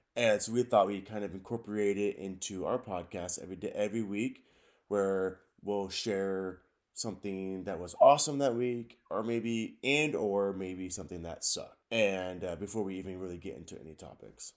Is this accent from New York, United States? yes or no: no; Richland, Washington, United States; I was born in Richland, Washington.